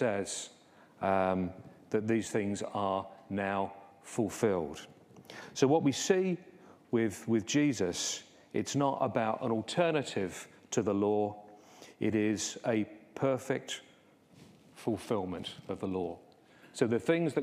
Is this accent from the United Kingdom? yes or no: yes; England, United Kingdom; those of us who are English